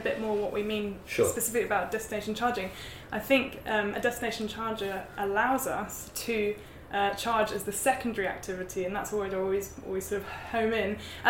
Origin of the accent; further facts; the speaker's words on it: United Kingdom; moved away as an adult; now in New Zealand; I'm from the UK.